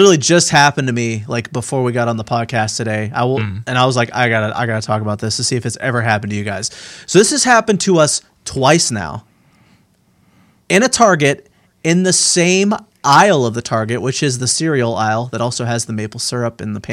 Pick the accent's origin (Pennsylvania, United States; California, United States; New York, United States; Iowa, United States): Pennsylvania, United States; Pittsburgh; moved away; I'm from Pittsburgh